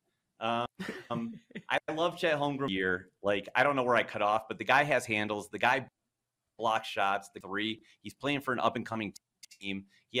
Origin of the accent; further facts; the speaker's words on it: Cleveland, Ohio, United States; I mean, I'm from Cleveland.